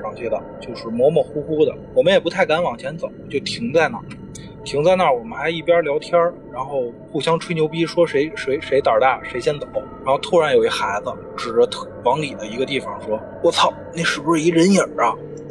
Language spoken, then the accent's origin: Chinese; Beijing, China; 我小时候也是北京长大的，就是北京丰台，嗯，五里店儿这小区